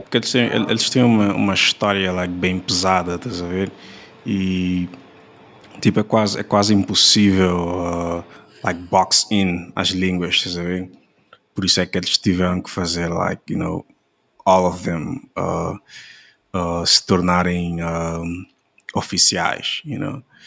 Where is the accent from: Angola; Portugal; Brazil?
Angola; nós temos uma, uma uh, well, situação like, similar em Angola também, uh, yeah, tipo, as nossas línguas nacionais